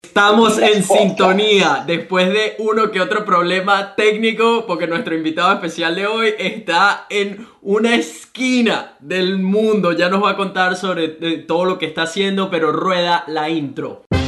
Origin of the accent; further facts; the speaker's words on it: Venezuela; now in Gold Coast, Australia; soy un venezolano que vive en Gold Coast, Australia